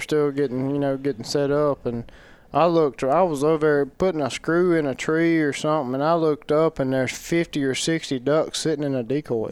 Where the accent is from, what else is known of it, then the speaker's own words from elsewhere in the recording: United States; I grew up in Scott County